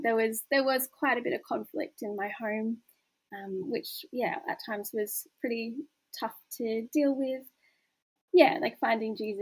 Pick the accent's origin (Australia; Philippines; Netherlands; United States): Australia; Newcastle, New South Wales; I grew up in Newcastle